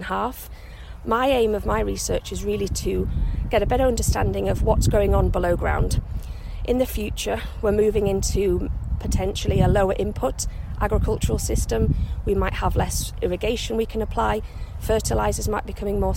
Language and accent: English; York, Yorkshire and the Humber, United Kingdom; moved away; I grew up in York, which is near the North Yorkshire Moors